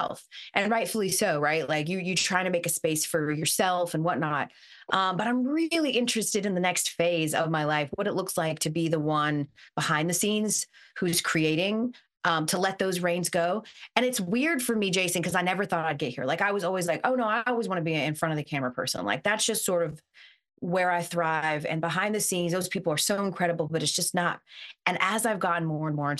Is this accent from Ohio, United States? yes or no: no; Atlanta, Georgia, United States; I'm from Atlanta